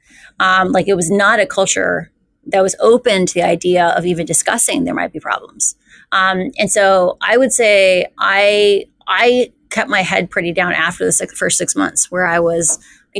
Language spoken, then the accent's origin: English; Iowa, United States; I grew up in Iowa